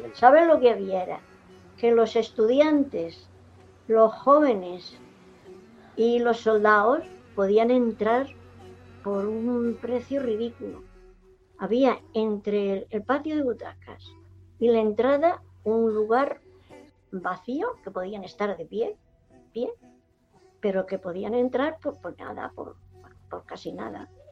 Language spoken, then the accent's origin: Spanish; Jumilla, Region of Murcia, Spain; moved away; also born or lived in Alicante; yo nací aquí en Jumilla